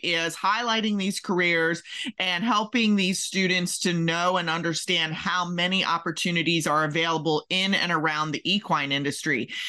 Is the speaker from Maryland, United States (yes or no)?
yes; Maryland, United States; now in Kentucky, United States; I'm originally from Maryland